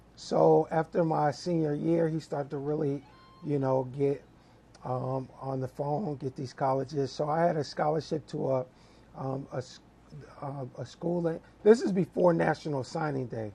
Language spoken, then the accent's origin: English; Lakeview, New York, United States; moved away as an adult; also born or lived in Middleburg Heights, Ohio / Berea, Ohio / Virginia; now in Ohio, United States; I was actually born in Middleburg Heights mm-hmm. and was um, grew up until the third grade in Berea. Mm-hmm. So then after the third grade, we moved from Berea to um, Lakeview, Long Island, mm-hmm. Hempstead